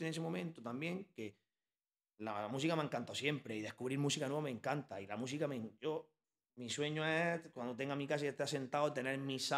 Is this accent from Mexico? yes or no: no; Bilbao, Basque Country, Spain; now in Almería, Spain; yo me vine de Bilbao y no me vine a Almería, me vine a Guamarga